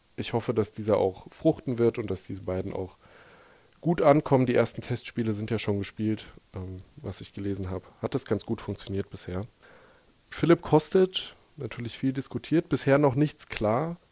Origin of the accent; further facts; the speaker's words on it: Frankfurt am Main, Hesse, Germany; now in Berlin, Germany; Ich als gebürtiger Frankfurter, und hier in Berlin muss man das ja dazu sagen, Frankfurter vom Main